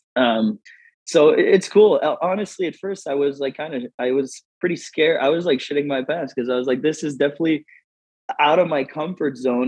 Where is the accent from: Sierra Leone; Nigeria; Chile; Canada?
Canada; Moncton, New Brunswick; moved away as an adult; also born or lived in Los Angeles; now in Las Vegas, United States; I'm from uh, Moncton, New Brunswick, uh, Canada